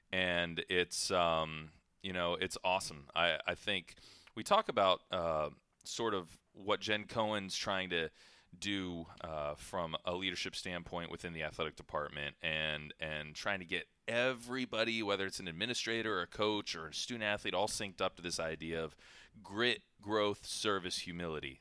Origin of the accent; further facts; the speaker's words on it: Ohio, United States; moved away; I grew up in Ohio